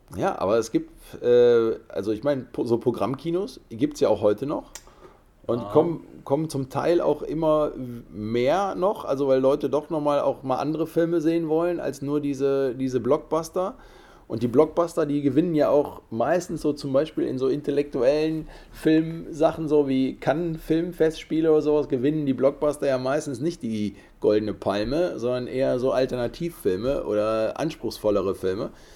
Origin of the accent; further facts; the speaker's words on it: Cologne, North Rhine-Westphalia, Germany; Wir kommen hier aus Köln